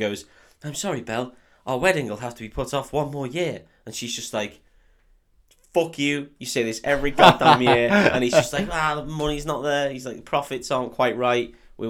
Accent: North West England, United Kingdom; We're from the Northwest.

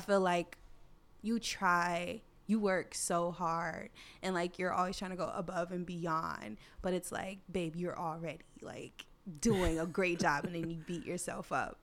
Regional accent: United States

